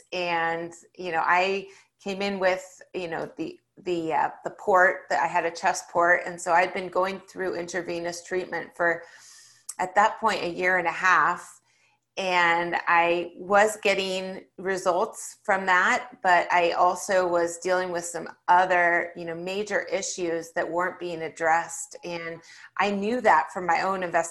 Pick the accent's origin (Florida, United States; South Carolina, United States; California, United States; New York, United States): California, United States; I grew up in California in the 1980s and 90s